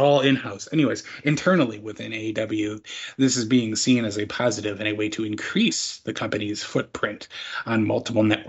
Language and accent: English; Chicago, Illinois, United States; being a Chicagoan